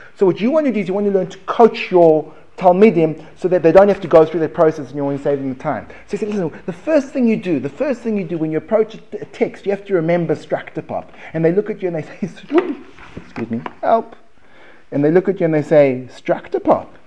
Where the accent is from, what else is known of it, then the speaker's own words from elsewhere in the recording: United States; accent: American; my American accent